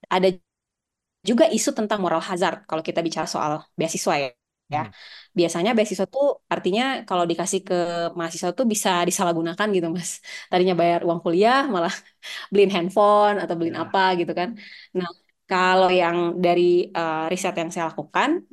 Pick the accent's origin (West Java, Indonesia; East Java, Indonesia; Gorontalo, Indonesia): Gorontalo, Indonesia; di Gorontalo di daerah saya